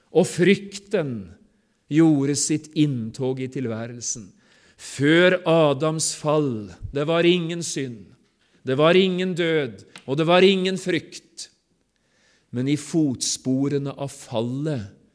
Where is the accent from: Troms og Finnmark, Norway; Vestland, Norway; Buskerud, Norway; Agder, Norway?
Vestland, Norway; Sotra; Hjemme på Sotra